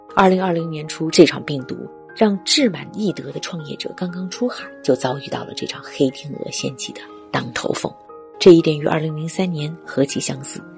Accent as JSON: {"language": "Chinese", "country": "China", "said": "我们中国人的生活就像被突然踩在了急刹车下"}